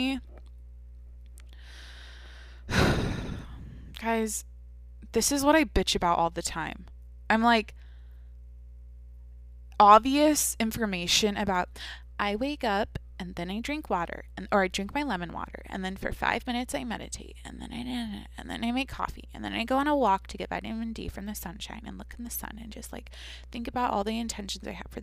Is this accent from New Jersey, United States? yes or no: no; outside of Seattle, Washington, United States; moved away; I grew up outside of Seattle